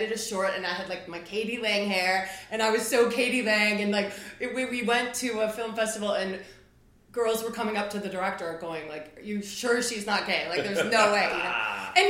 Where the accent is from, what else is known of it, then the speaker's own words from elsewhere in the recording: Midwest, United States; Like I'm a Midwesterner.